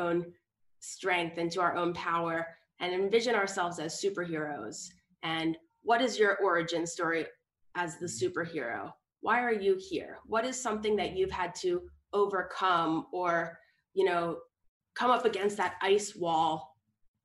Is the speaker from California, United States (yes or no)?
no; New York City, New York, United States; I am tuning in from New York City, where I am born and raised in New York City